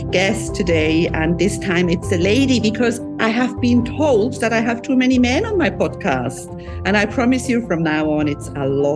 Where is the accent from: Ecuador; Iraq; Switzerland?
Switzerland; moved away as an adult; now in Cyprus; I'm originally from Switzerland, but I've been married in Cyprus for many years and living on the Mediterranean Sea.